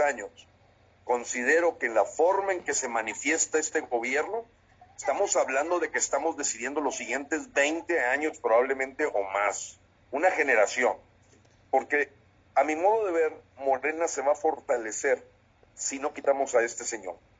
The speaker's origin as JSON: {"language": "Spanish", "country": "Mexico", "said": "como mexicanos"}